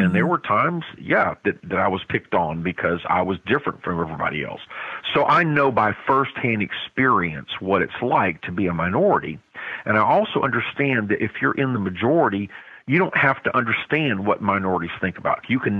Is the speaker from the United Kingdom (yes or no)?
no; South Korea; Again, I grew up in Korea as an American, as a white person, and we were blessed as American citizens.